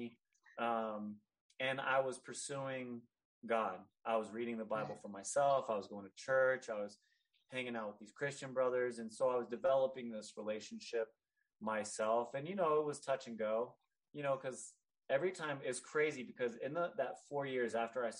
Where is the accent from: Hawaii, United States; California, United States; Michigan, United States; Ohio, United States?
California, United States; Northern; I grew up in Northern California, a very diverse area